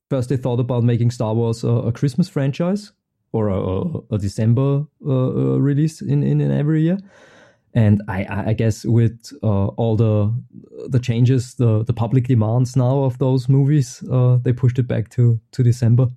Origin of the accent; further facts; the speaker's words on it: Austria; also born or lived in Vienna; I'm from Austria. I'm stuck behind the Alps.